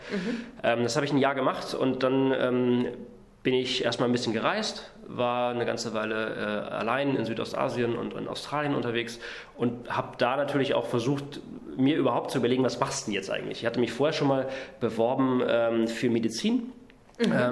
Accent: Saxony-Anhalt, Germany; Ich bin äh, im Osten aufgewachsen, in, in Sachsen-Anhalt. Erst auf einer Militärbasis äh, von der NVA, weil mein Vater war bei der NVA

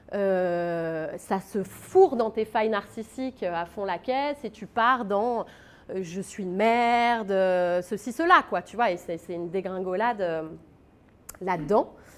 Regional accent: Paris, Île-de-France, France; je suis plus parisienne que moi, tu meurs parce que je suis born and raised à Montmartre. Pendant 22 ans, j'ai grandi à Montmartre

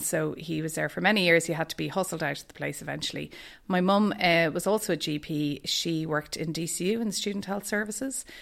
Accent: Dublin, Leinster, Ireland; moved away as an adult; also born or lived in Boston; now in Ballincollig, Ireland; I am from Dublin, so I grew up in Castleknock

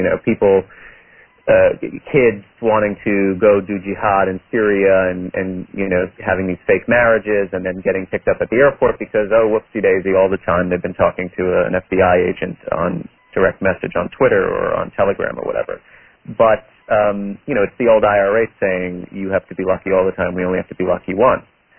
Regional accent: New York, United States; I'm from New York. I lived under his mayoralty.

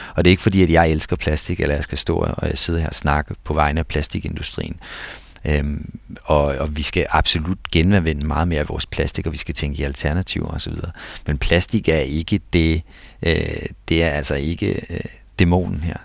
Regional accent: Denmark; som danskere

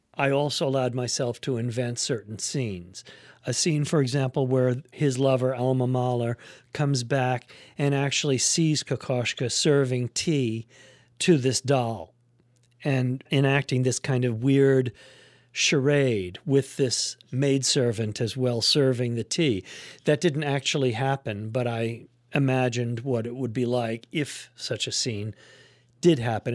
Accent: New York City, New York, United States; I grew up in New York City

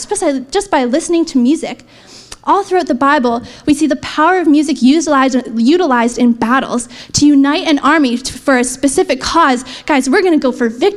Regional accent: Canada; I'm Canadian, so proud.

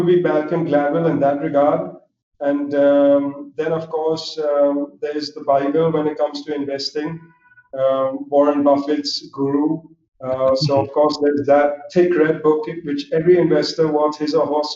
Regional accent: Mumbai, Maharashtra, India; moved away as an adult; also born or lived in Philadelphia, United States; I grew up in Mumbai. I'm Zoroastrian myself. So we're a small Parsi community in Mumbai

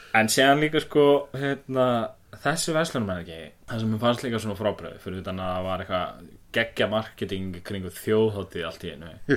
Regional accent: Akureyri, Northeastern Region, Iceland; ég er frá Akureyri

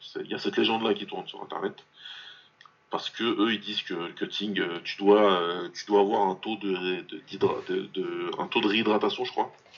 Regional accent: France; en tant que Français

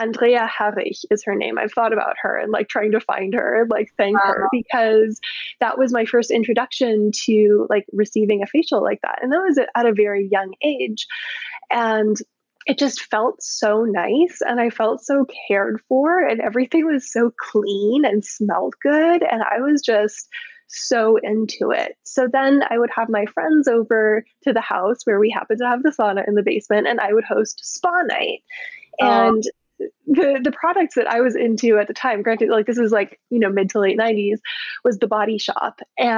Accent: Baden-Württemberg, Germany; also born or lived in Canada; So I was born in Canada. We moved to Germany when I was 11, just turned 11, and lived in this region in the very south of Germany on the border of Austria and Switzerland where there's this gorgeous lake and rolling hills and orchards and vineyards

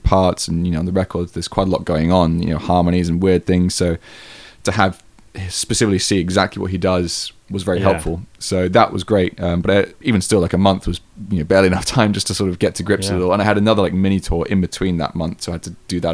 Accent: England, United Kingdom; moved away; I was from England

